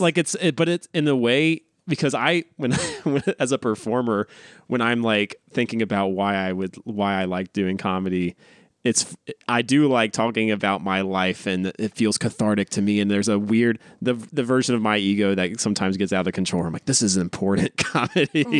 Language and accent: English; North Carolina, United States; now in Los Angeles, United States; growing up in North Carolina